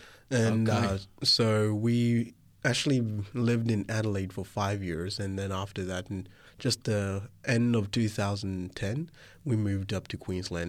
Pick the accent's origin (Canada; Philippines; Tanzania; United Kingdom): Tanzania; born there; So I was born in Tanzania, Africa in 99.